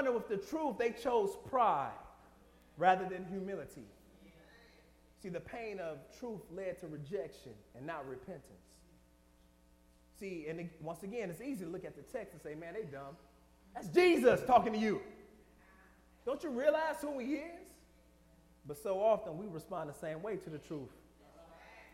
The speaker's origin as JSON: {"language": "English", "town": "Detroit", "region": "Michigan", "country": "United States", "moved": "yes", "said": "I'm from Detroit"}